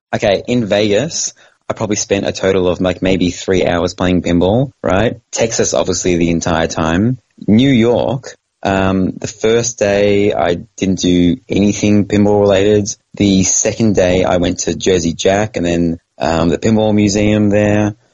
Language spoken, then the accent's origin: English; Australia; moved away; I'm from Australia